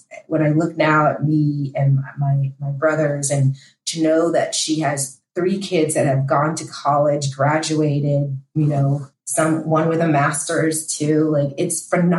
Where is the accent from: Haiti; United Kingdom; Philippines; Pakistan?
Haiti; now in United States; my parents and I, we came from Haiti as an immigrant. We didn't have a lot.